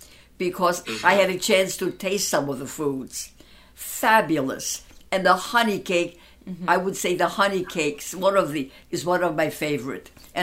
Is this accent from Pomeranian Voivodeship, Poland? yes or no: yes; Gdynia, Pomeranian Voivodeship, Poland; born there; also born or lived in Danzig; But I was born in a Polish section called Gdynia. And from there, we went back to our hometown when the war started in 1940.